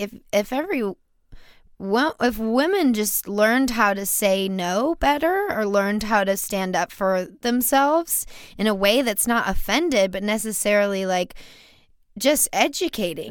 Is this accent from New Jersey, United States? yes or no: no; Baton Rouge, Louisiana, United States; So I grew up in Louisiana. I grew up in Baton Rouge